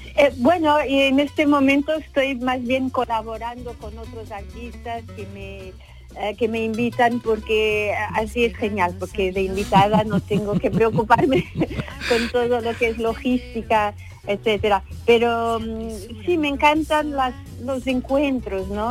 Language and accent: Spanish; Portugal; como portuguesa